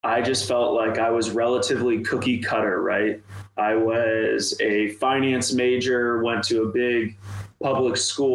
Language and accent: English; Ohio, United States; a guy just born and raised in Ohio